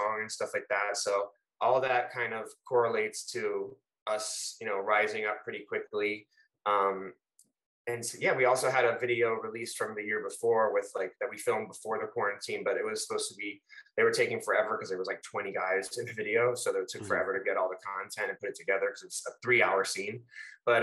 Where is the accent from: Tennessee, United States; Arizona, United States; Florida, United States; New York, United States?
Florida, United States; Fort Lauderdale; I'm actually born and raised in Fort Lauderdale, Florida, South Florida